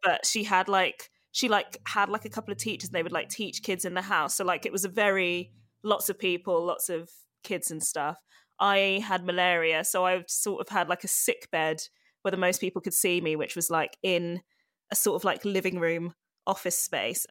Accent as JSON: {"language": "English", "region": "London", "country": "United Kingdom", "tie": "born or raised there", "also_born_or_lived": "Ghana", "said": "I grew up in, well, I grew up mainly in London. I was born in London, Edgware General Hospital."}